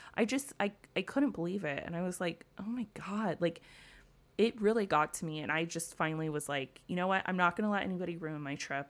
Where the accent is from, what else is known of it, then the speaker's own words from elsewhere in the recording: United States; as an American at the Arizona Memorial